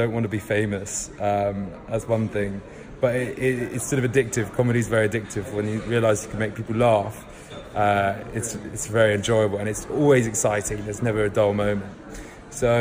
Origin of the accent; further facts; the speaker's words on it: London, United Kingdom; also born or lived in Salisbury; I was actually born in Salisbury, not London, where I actually ended up living for the most of my childhood. But so I'm from London